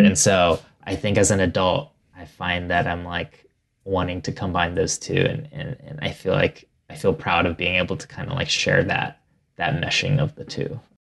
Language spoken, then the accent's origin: English; Ohio, United States; born or raised there